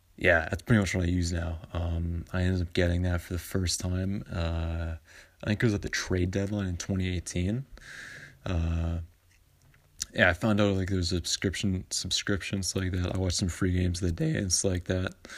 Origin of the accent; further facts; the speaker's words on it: Vancouver, British Columbia, Canada; I'm from Vancouver